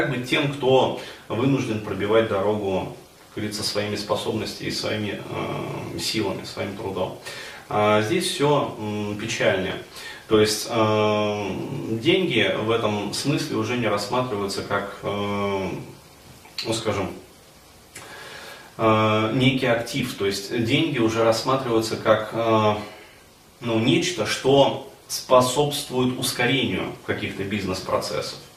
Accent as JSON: {"language": "Russian", "town": "Ufa", "region": "Bashkortostan", "country": "Russia", "lives_now": "Moscow, Russia", "said": "А, и, но до этого я же приехал в Москву из Уфы, то есть из достаточно такого провинциального города."}